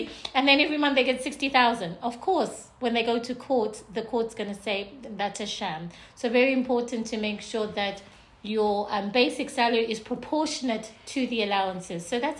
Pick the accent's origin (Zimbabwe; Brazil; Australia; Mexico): Zimbabwe; also born or lived in United Kingdom / South Africa; now in UAE; So I'm from Zimbabwe, born in the UK.